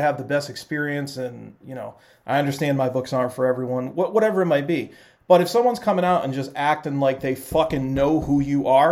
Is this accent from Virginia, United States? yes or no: no; Central Falls, Rhode Island, United States; I grew up in Central Falls